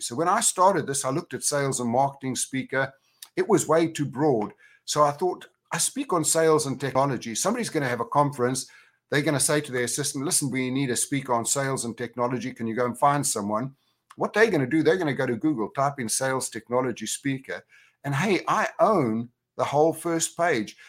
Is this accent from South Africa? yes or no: yes; Johannesburg, Gauteng, South Africa; moved away; also born or lived in Orlando / Spain / United Kingdom; I was from Johannesburg originally, but now I'm a, I'm a global cowboy because I have homes in Orlando, Spain, and the U K